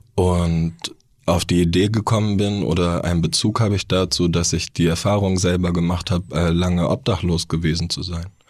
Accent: Neu-Ulm, Bavaria, Germany; now in Hamburg, Germany; Ich bin in Neu-Ulm geboren

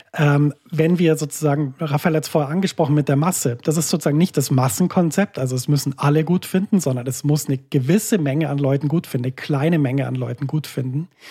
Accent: Germany; now in Switzerland; Wir sind in der Schweiz im Gegensatz zu meiner Heimat Deutschland

